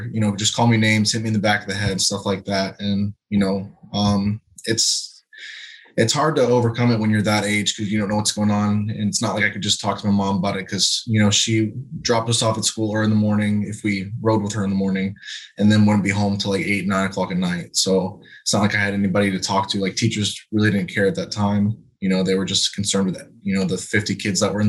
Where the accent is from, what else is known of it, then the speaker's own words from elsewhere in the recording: Lakeland, Florida, United States; So I'm originally from Lakeland, Florida. Grew up with my sister and mom.